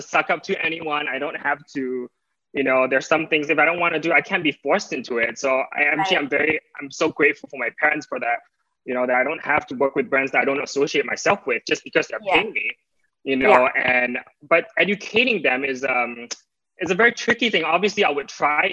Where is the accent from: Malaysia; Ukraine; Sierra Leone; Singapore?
Singapore; now in Los Angeles, United States; being Singaporean